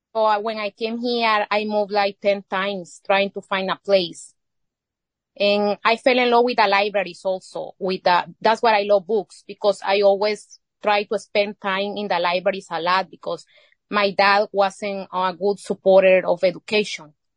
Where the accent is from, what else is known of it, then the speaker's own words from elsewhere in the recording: Izalco, Sonsonate, El Salvador; first language Spanish; English is a second language; moved away as an adult; now in United States; I was born here, but I, I grew up in El Salvador.